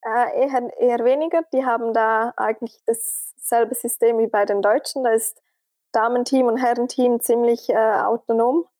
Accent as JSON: {"language": "German", "country": "Switzerland", "said": "als Schweizerin"}